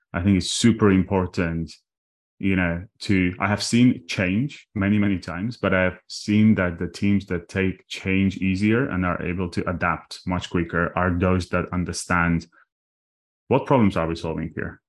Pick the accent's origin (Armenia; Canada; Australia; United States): Armenia; English is a second language; moved away; I was born in Armenia, uh, just after the collapse of the Soviet Union. And, uh, in a tiny town with twenty thousand people